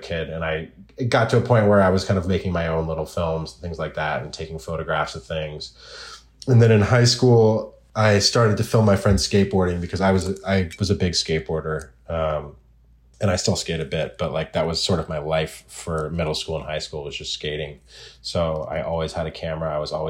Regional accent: Oregon, United States; I grew up in Oregon, and I grew up in the woods.

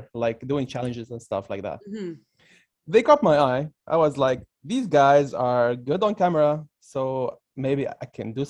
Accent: Beirut, Beirut Governorate, Lebanon; from Beirut

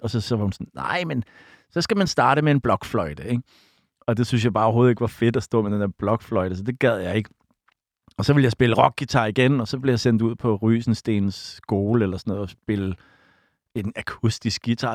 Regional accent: Copenhagen, Capital Region of Denmark, Denmark; mit sted Bodenhof, hvor jeg voksede op

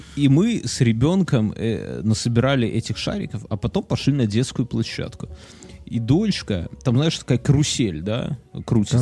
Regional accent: Belarus; мы как белорусы, например, как люди, живущие здесь

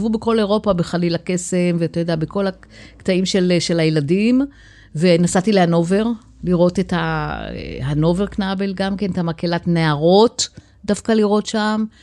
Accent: Kiryat Ono, Tel Aviv District, Israel; born or raised there; now in Beit Yitzhak, Israel

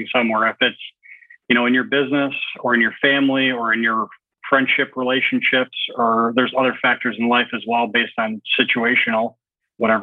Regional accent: Michigan, United States; moved away; I'm from Michigan

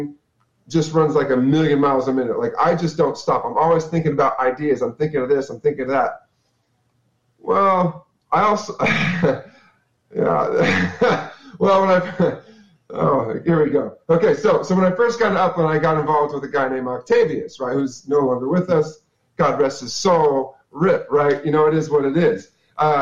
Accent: Fresno, California, United States; I go to Fresno, because I'm from Fresno. I live in Fresno

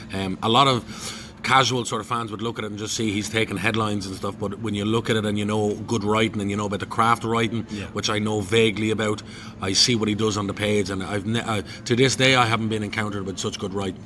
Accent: Dublin, Leinster, Ireland; also born or lived in London; Because I was brought up with a sort of identity issues around being born in London. Mm-hmm. You know, I came back when I was 11 months old, lived in Coolock most of my life

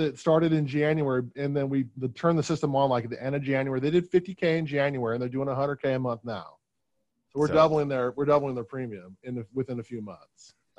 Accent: Portland, Oregon, United States; Portland, yeah.

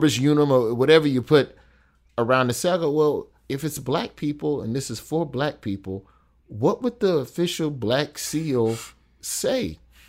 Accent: the South, United States; Because I'm black and from the South, and I just saw a bunch of pastors.

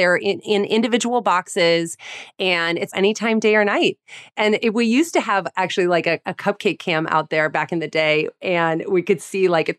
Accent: New York City, New York, United States; You know, as a New Yorker, Allie, like LA pizza was like a laughingstock.

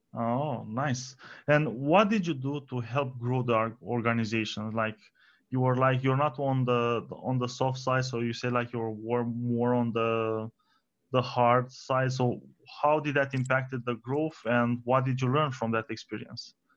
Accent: Romania

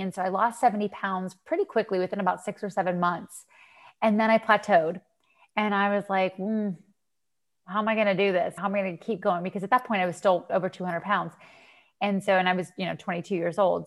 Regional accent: Western Pennsylvania, United States; moved away as an adult; now in Florida, United States; I'm from Western Pennsylvania

